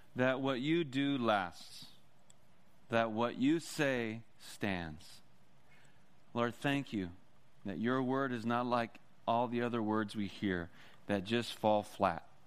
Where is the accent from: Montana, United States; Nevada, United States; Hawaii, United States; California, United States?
California, United States; Oxnard; now in Santa Maria, United States; I'm actually from Oxnard, Ventura.